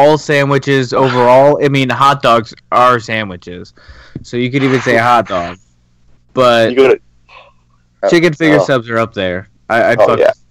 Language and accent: English; Buffalo, New York, United States; now in Canton, United States; Growing up in Buffalo